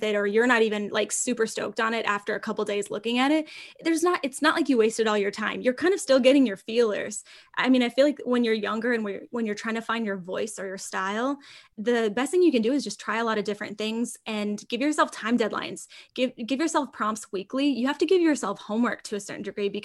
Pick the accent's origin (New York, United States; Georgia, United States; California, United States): California, United States; We're from California.